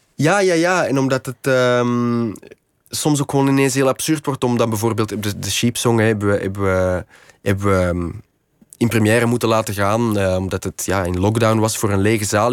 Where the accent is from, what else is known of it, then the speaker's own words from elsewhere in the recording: Kempen, Flanders, Belgium; moved away as an adult; now in Antwerp, Belgium; ik kom van de Kempen. De Kempen is, is eigenlijk ja, een beetje in de rand. Het is een soort van ruraler gebied in de rand van, eh, van Antwerpen. Ehm, dus ik ben ja, een soort als campenzoon dan op het eh, platteland wel opgevoed